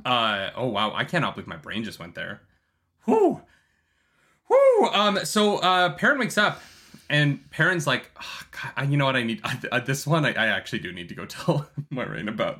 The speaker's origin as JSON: {"language": "English", "country": "Canada", "said": "I'm Canadian"}